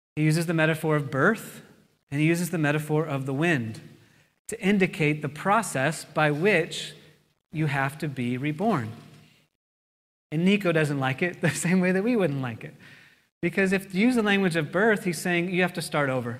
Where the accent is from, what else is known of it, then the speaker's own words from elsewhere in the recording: United States; I'm an American